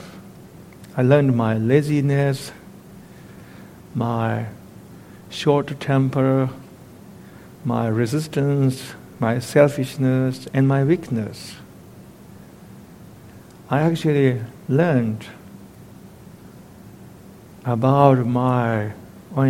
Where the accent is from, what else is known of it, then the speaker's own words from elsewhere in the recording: eastern Tibet, China; moved away; In my hometown in eastern Tibet, everybody pays a visit to this particular temple once in their lifetime.